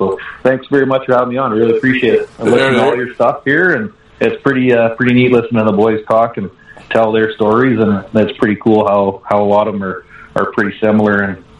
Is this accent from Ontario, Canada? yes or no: no; Caroline, Alberta, Canada; also born or lived in Red Deer, Alberta / Rocky Mountain House, Alberta / Sylvan Lake, Alberta; Mom and Dad had a farm and a sawmill out of Caroline, Alberta. It's about an hour west of Red Deer. We're all born in Red Deer because that's where the hospital was. And we grew up in Caroline